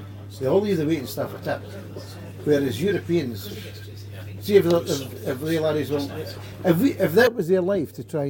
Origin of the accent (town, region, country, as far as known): Scotland, United Kingdom